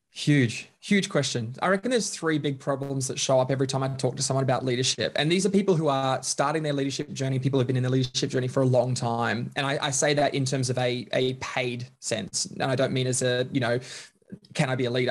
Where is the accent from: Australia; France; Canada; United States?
Australia; Bundaberg, Queensland; moved away; I grew up in Queensland, a little small town called Bundaberg